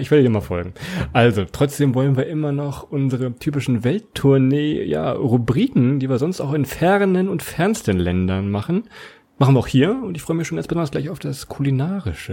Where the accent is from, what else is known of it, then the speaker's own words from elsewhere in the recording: Lower Saxony, Germany; ich komme aus Niedersachsen